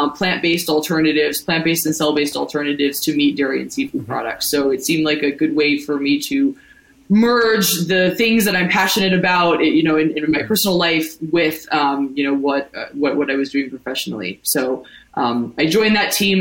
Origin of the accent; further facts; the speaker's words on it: Ohio, United States; moved away as an adult; now in New York, United States; I'm from the Midwest. I'm from Ohio originally. I moved to New York in 2014 to go to NYU's business school